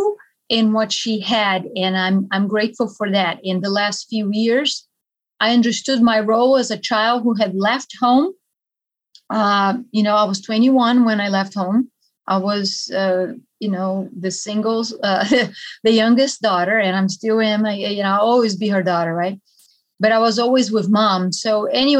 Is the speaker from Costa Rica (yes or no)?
no; Brazil; moved away; I am from Brazil.